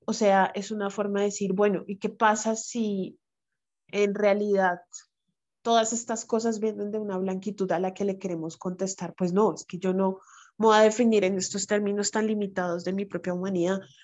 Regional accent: Bogotá, Colombia; accent: bogotano; Yo soy afro bogotana soy negra de Colombia

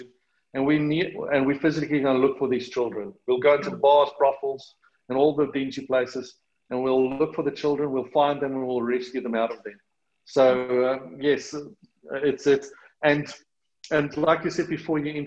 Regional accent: South Africa; accent: South African; moved away as an adult; now in Australia; excuse the South African accent, it's never going to go away. I've been living in Australia

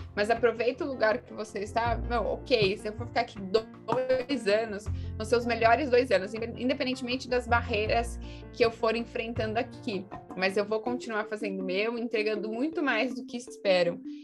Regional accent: Pedreira, São Paulo, Brazil; sou do, do, interior de São Paulo, de uma cidade chamada Pedreira

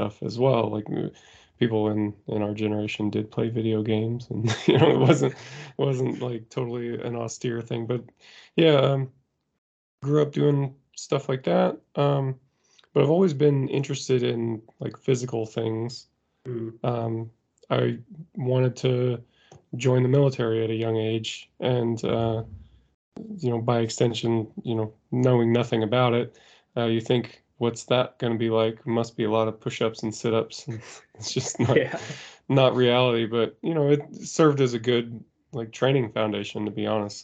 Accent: Indiana, United States; I grew up in Indiana in the U.S. It was just kind of a fairly rural area

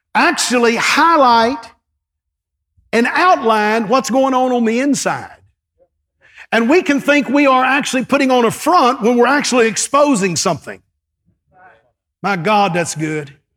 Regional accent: East Texas, United States; I grew up in East Texas with, with five, with four brothers

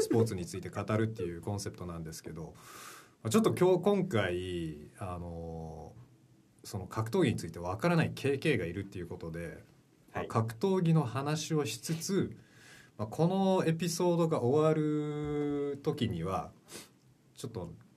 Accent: Vancouver, British Columbia, Canada; 実は僕はバンクーバーカナダ出身で日系2世になりまして

